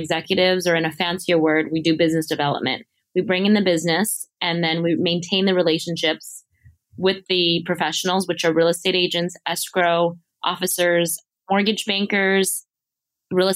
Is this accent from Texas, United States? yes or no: no; Los Angeles, California, United States; first language Mandarin; English is a second language; I grew up in San Gabriel Valley in East Los Angeles, which is predominantly Hispanic and Asian.